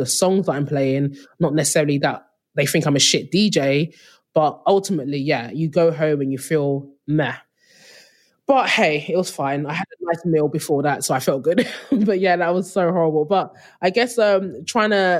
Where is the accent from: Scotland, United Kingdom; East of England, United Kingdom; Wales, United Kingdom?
East of England, United Kingdom; Essex; moved away as an adult; now in Berlin, Germany; I'm from Essex. So if I were to go back to my hometown in Essex